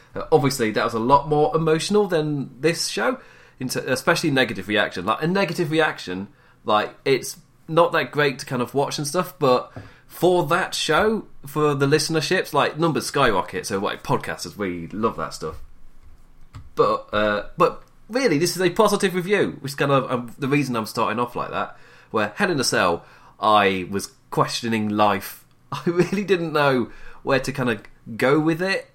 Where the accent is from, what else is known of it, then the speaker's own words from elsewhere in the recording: England, United Kingdom; I am English